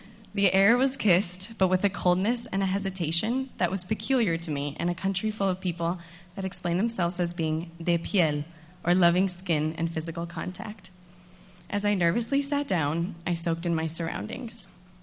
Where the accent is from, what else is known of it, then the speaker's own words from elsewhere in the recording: United States; moved away as an adult; also born or lived in Santiago, Chile; I was living in Santiago, but from the United States of America. The very mention of my home country